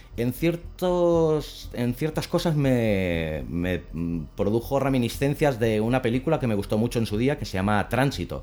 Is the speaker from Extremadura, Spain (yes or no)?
no; L'Hospitalet de Llobregat, Catalonia, Spain; moved away; yo soy nacido en Hospitalet de Llobregat, aunque ya hace muchos años que no vivo allí